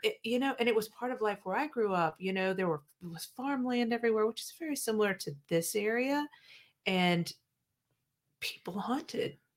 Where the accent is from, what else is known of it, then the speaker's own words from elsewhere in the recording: Midwest, United States; moved away as an adult; now in South Carolina, United States; I grew up in the Midwest.